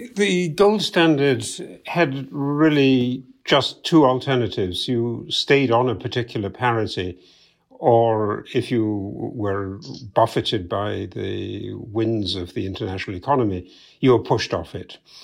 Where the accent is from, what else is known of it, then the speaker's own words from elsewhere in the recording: United Kingdom; moved away; you can tell by my accent, I'm originally from the U K